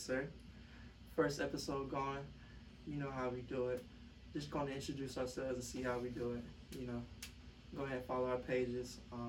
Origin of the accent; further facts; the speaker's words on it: Atlanta, Georgia, United States; I'm from Atlanta